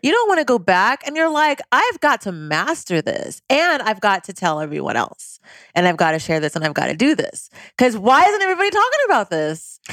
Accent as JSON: {"language": "English", "town": "Cerritos", "region": "California", "country": "United States", "also_born_or_lived": "Louisiana", "said": "I am from a suburb of Southern California called Cerritos"}